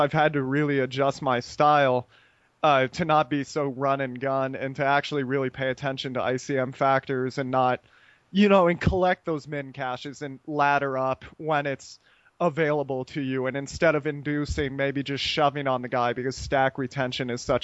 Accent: United States; moved away as an adult; now in Costa Rica; me being American

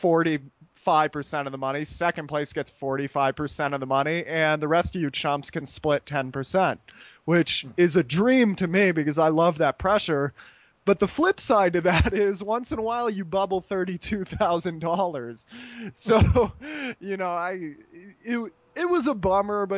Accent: United States; moved away as an adult; now in Costa Rica; me being American

